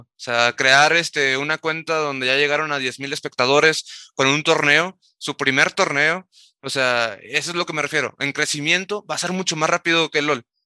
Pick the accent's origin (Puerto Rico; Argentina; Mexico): Mexico; Tamaulipas; jugando en Tamaulipas, de donde soy